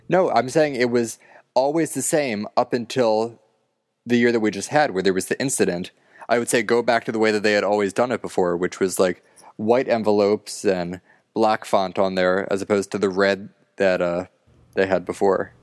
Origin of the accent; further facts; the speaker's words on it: Philadelphia, Pennsylvania, United States; I'm from Philadelphia